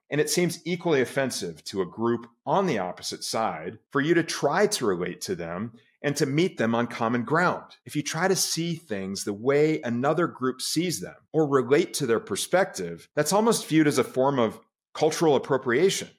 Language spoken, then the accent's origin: English; United States; I was also born an American, and as an American, I'm a patriot